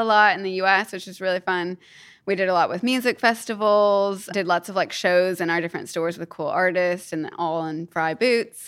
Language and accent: English; Kentucky, United States; moved away as an adult; also born or lived in New York / Australia; now in United Kingdom; I am from Kentucky, and I grew up there and went to college there